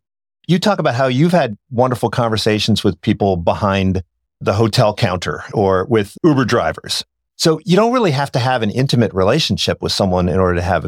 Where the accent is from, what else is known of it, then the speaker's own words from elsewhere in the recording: Ireland; And so I love that quote because I'm Irish and I don't write.